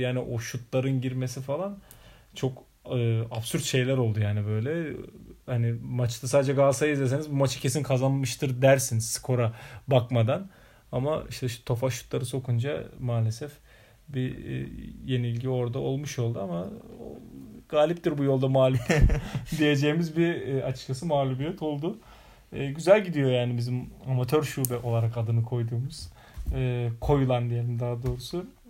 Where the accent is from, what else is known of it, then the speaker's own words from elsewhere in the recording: Hatay, Turkey; moved away; ben Hataylıyım, bizim memlekete gittiğimizde kalabalık ortamda hala yerde yenir